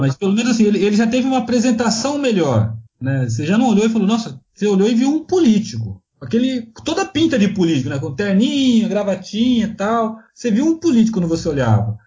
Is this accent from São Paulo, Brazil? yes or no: yes; São Paulo, Brazil; eu sou de São Paulo